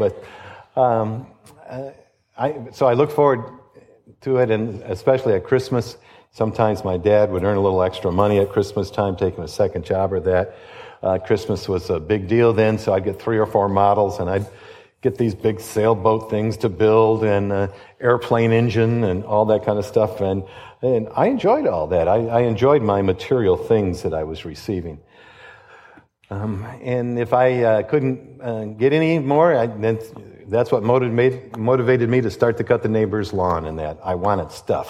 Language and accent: English; Detroit, Michigan, United States; I grew up in Detroit, and my dad was a policeman